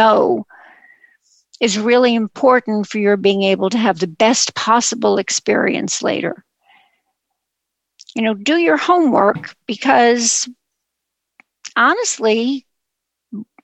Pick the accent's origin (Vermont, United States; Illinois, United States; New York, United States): New York, United States; New York City; a Jewish girl growing up in Brooklyn